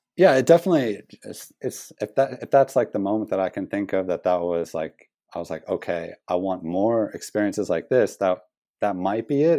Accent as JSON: {"language": "English", "country": "United States", "also_born_or_lived": "Australia", "moved": "as an adult", "lives_now": "New Zealand", "said": "being as an American"}